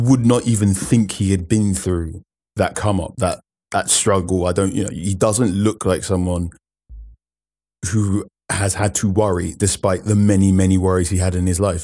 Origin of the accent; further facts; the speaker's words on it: Ghana; as a Ghanaian